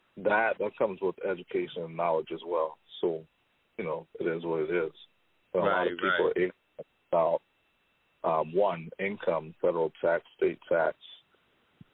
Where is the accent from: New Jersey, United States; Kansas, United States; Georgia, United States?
Kansas, United States; Wichita; now in Lehigh Valley, United States; from Wichita, Kansas, which is a hotbed for athletes